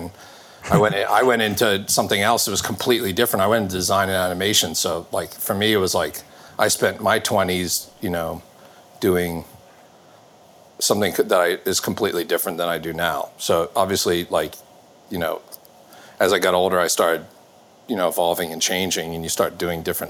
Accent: Baltimore, Maryland, United States; I grew up in Maryland, so around Baltimore.

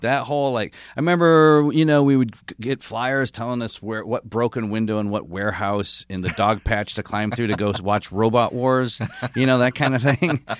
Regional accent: Michigan, United States; moved away; also born or lived in San Francisco; I grew up in Michigan State country.

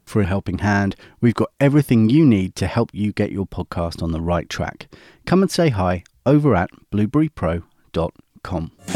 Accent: United Kingdom; my home country of the U K

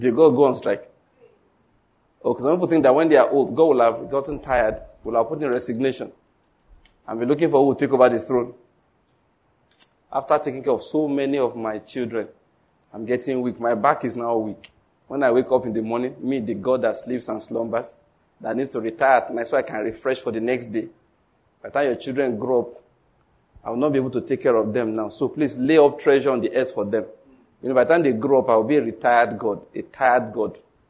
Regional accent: Ondo, Nigeria; I'm from Ondo State.

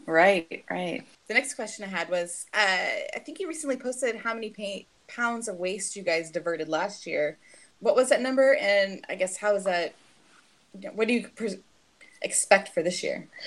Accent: Fort Worth, Texas, United States; now in Houston, United States; I'm from Fort Worth originally

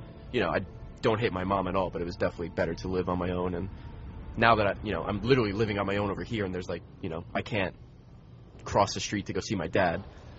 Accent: Selden, New York, United States; moved away as an adult; also born or lived in Queens, New York; I grew up in Long Island. Selden, New York.

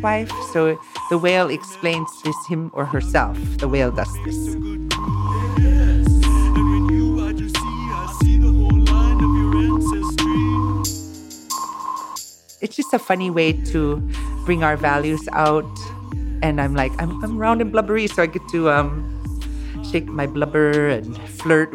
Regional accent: Inupiaq, Alaska, United States; I was raised as in Inupiaq

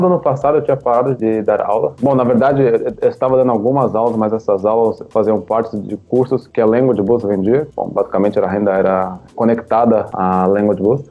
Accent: São Paulo, Brazil; moved away as an adult; now in Thailand; Eu eh, nasci e cresci em São Paulo, na capital.

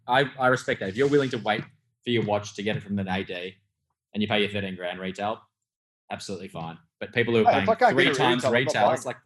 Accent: Melbourne, Victoria, Australia; now in Sydney, Australia; I'm from Melbourne originally

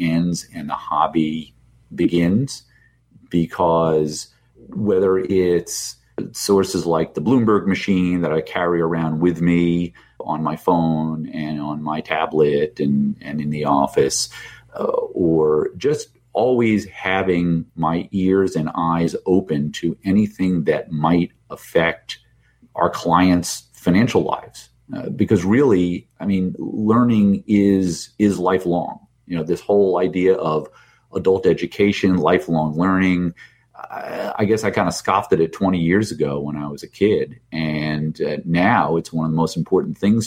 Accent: New Jersey, United States; moved away; also born or lived in New York; Rutgers University in my home state of New Jersey

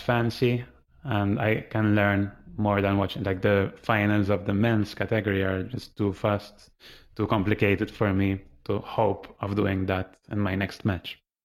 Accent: Malta; I'm from Malta

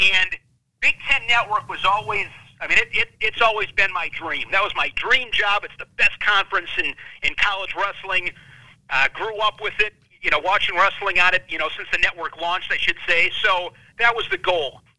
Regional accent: Ripon, Wisconsin, United States; my hometown of, of Ripon, Wisconsin

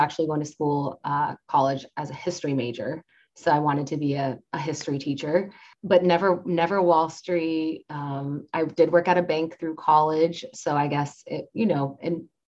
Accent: right outside of Boise, Idaho, United States; moved away; also born or lived in Nampa, Idaho; I'm from Idaho and right outside of Boise

